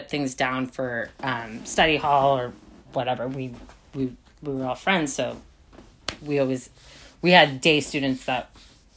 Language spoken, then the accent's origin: English; San Mateo County, California, United States; also born or lived in Saxtons River, Vermont; I came from San Mateo County, which, you know, I thought that was like a small suburb